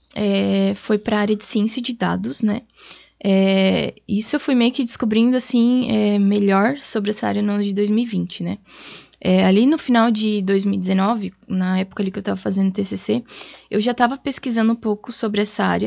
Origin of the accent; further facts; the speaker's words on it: Tubarão, Santa Catarina, Brazil; moved away as an adult; now in Blumenau, Brazil; eu sou natural de Tubarão, Santa Catarina